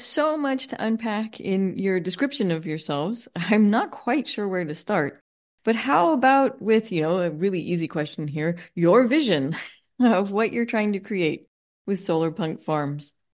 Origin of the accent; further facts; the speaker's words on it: Los Angeles, California, United States; I grew up in Los Angeles